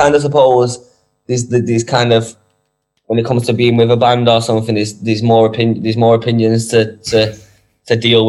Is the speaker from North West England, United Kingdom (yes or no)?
yes; Manchester, North West England, United Kingdom; Yeah, I'm from Moston, New Moston. I was born in Moston.